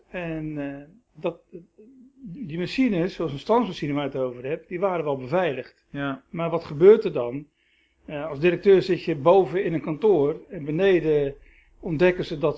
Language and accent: Dutch; Rotterdam, South Holland, Netherlands; born there; also born or lived in Schagen; ik ben geboren in Rotterdam. mijn ouders zijn op